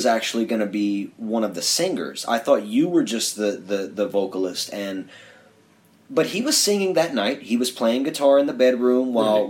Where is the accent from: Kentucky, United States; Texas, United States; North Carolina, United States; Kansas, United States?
North Carolina, United States; We're from North Carolina.